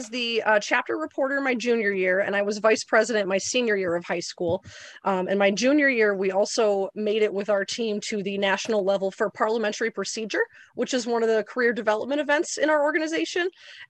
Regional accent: Torrington, Connecticut, United States; So Torrington is not known very much as an agricultural area. So I did actually end up having to go out of district to go to a high school that did have an ag ed program.

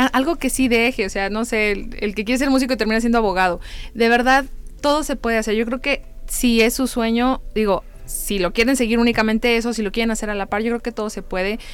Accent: San Luis Potosí, Mexico; somos de San Luis Potosí todos

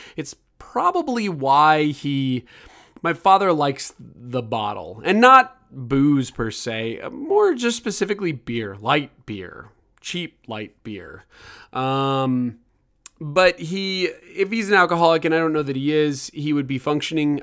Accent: Kansas City, United States; moved away; I was from Kansas City

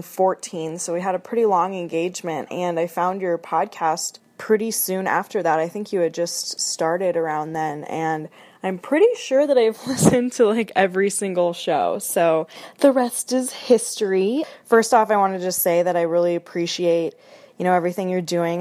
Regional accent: Seattle, Washington, United States; moved away as an adult; now in Spokane, United States; I'm originally from Seattle, Washington

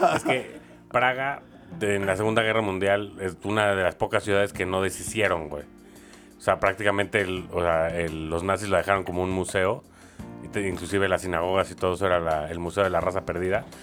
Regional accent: Mexico; en México tenemos

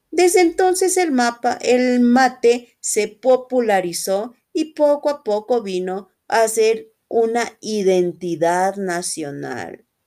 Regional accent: Quito, Pichincha, Ecuador; soy de Quito, Ecuador

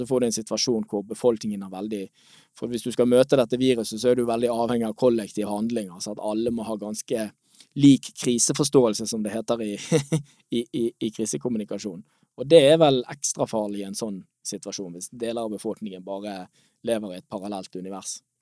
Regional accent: Norway; vi som nordmenn

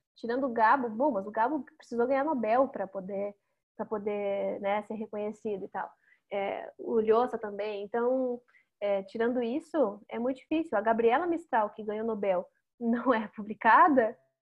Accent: Brazil; a gente, como brasileiro, não se enxerga como latino-americano

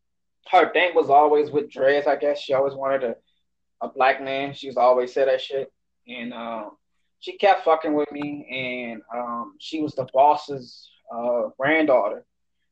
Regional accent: New Orleans, Louisiana, United States; moved away; I'm from New Orleans

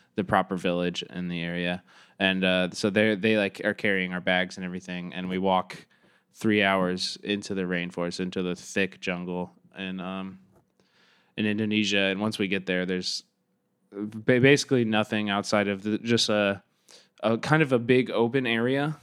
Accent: Kansas City, Missouri, United States; moved away as an adult; also born or lived in Chicago; I grew up in Kansas City, Missouri

